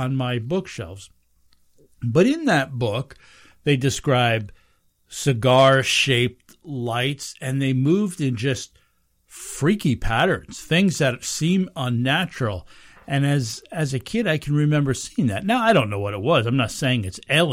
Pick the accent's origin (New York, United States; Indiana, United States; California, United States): New York, United States; Pine Bush; moved away; that's my hometown.